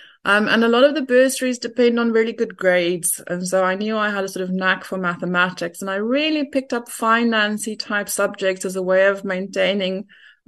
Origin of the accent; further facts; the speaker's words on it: Durban, KwaZulu-Natal, South Africa; born there; I was born in Durban.